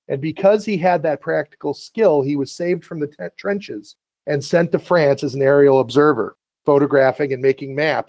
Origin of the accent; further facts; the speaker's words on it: Chicago, Illinois, United States; I grew up in Chicago with my grandfather.